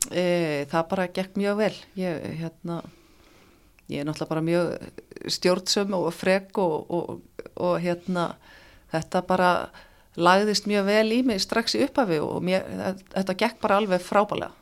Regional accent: Akranes, Western Region, Iceland; moved away as an adult; also born or lived in Reykjavík; það var bara mjög gaman að alast upp þar

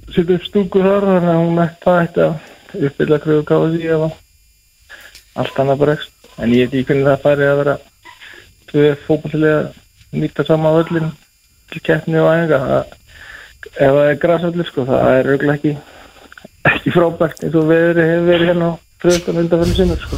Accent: Breiðdalsvík, Eastern Region, Iceland; born or raised there; moved away; also born or lived in Seyðisfjörður

